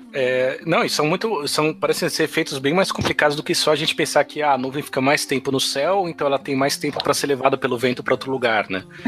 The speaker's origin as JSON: {"language": "Portuguese", "region": "São Paulo", "country": "Brazil", "moved": "yes", "lives_now": "Natal, Brazil", "said": "como bom paulistano"}